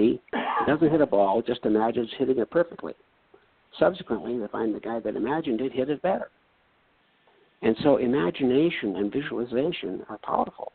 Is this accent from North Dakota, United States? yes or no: yes; North Dakota, United States; I come from North Dakota